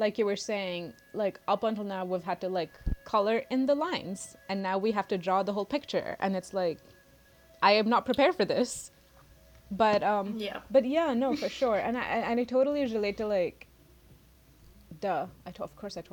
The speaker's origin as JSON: {"language": "English", "country": "India", "moved": "as an adult", "said": "I'm international, I'm from India"}